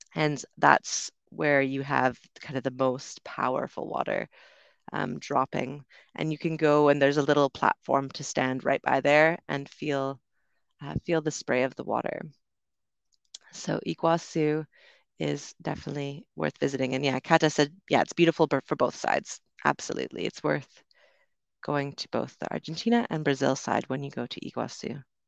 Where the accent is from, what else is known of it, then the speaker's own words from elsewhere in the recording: Vancouver, British Columbia, Canada; moved away as an adult; also born or lived in London, United Kingdom; I'm originally from Canada, Vancouver on the West Coast